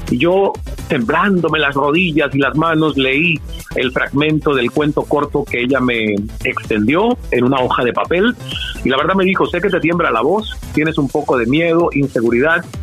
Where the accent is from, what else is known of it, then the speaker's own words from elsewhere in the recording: Santiago de Cuba, Cuba; la radio de mi ciudad natal, Santiago de Cuba